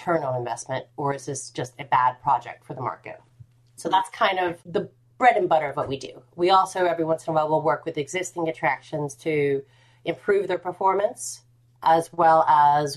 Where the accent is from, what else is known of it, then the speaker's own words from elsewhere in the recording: United States; now in United Kingdom; as an American living in the UK